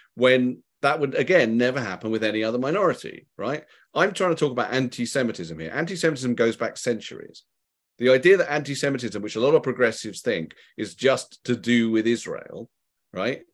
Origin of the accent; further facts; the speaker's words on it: United Kingdom; being British and Jewish